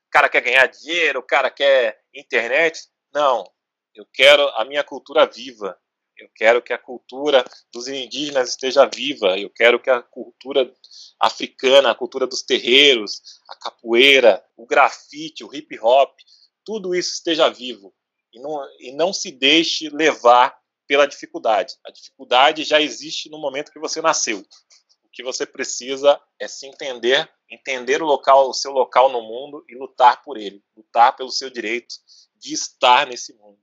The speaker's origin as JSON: {"language": "Portuguese", "town": "Guarulhos", "region": "São Paulo", "country": "Brazil", "said": "da nossa região, do nosso bairro, a gente é, é bairro dos Pimentas em Guarulhos"}